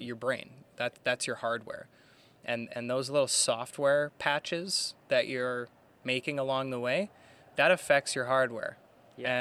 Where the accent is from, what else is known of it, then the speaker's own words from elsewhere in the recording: Burnaby, British Columbia, Canada; Born and raised in Burnaby here, uh, Burnaby, British Columbia, Canada